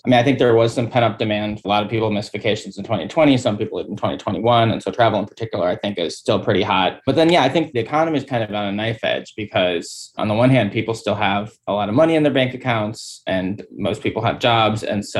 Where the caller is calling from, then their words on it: Washington, District of Columbia, United States; I'm here in Washington, D.C.